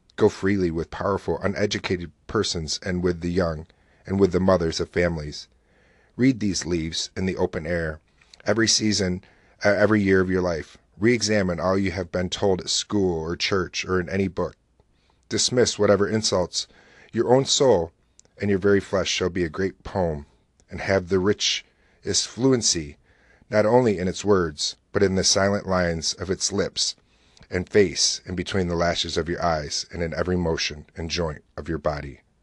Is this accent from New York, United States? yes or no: yes; Oswego, New York, United States; the weather is here in my hometown